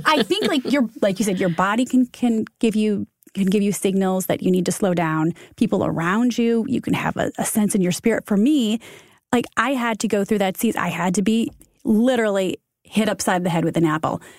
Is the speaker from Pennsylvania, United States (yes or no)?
no; Michigan, United States; moved away as an adult; also born or lived in Ohio / Chicago; now in New York, United States; We're Midwest kids. I'm from Michigan.